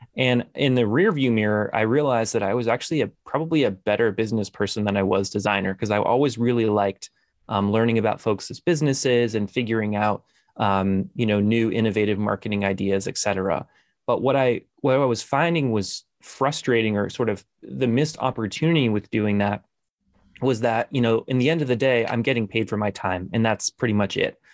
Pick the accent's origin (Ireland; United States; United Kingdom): United States; Newton, Massachusetts; I'm from Newton, Massachusetts. Uh, it's a suburb of Boston